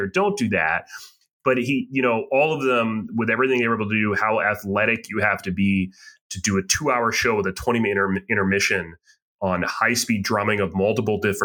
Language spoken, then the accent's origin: English; Boston, Massachusetts, United States; we're from the Boston area, you much more so than me.